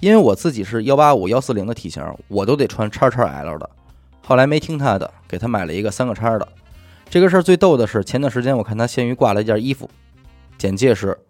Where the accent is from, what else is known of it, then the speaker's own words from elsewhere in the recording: Hebei, China; now in Beijing, China; 我是河北人，在海淀工作，之前干过联想的技术客服